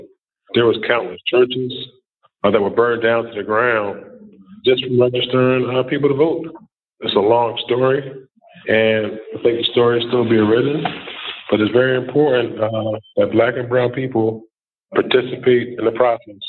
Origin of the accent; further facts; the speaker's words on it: Philadelphia, Pennsylvania, United States; I was born and raised in Philadelphia